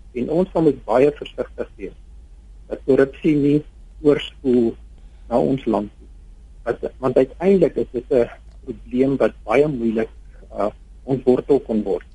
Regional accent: South Africa; ons as Suid-Afrikaners

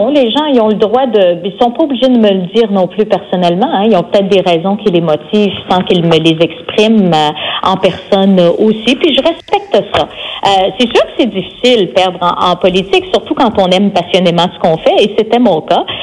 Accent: Saint-Ambroise, Quebec, Canada; also born or lived in Jonquière, Canada; now in Quebec City region, Canada; Je suis native de Saint-Ambroise, au et lac saint jean

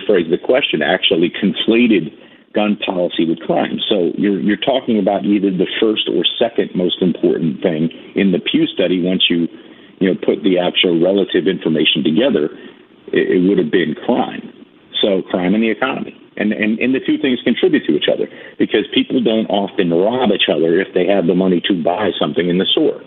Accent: New York, United States; I'm a city boy. I'm a New Yorker.

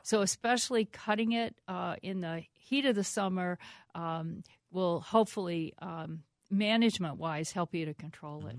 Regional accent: East Coast, United States; now in Minnesota, United States; I grew up with them on the East Coast

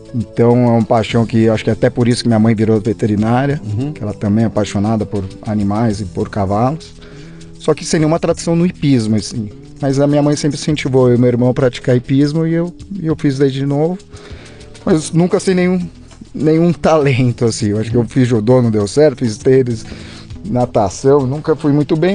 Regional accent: Campos do Jordão, São Paulo, Brazil; e eu, eu, e meu irmão nascemos em Campo Jordão.

